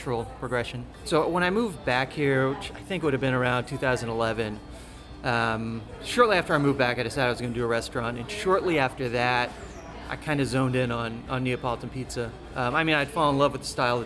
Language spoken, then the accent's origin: English; Copperas Cove, Texas, United States; now in Austin, United States; I grew up in this little town called Coppers Cove